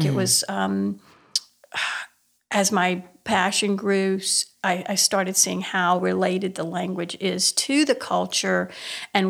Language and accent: English; Cajun country, Louisiana, United States; I have Cajun heritage. I have Acadian heritage